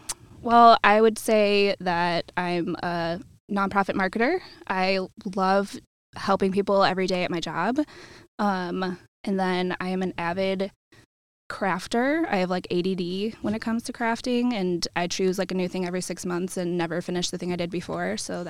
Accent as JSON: {"language": "English", "town": "Tinley Park", "region": "Illinois", "country": "United States", "also_born_or_lived": "Iowa City, Iowa", "moved": "as an adult", "lives_now": "Cedar Rapids, United States", "said": "I'm from Tinley Park, south suburbs."}